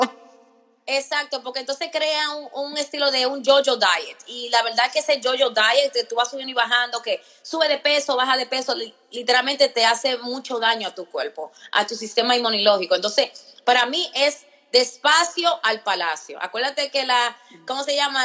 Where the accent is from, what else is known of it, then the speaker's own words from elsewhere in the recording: Virginia, United States; moved away as an adult; now in Maryland, United States; yo me crié en Virginia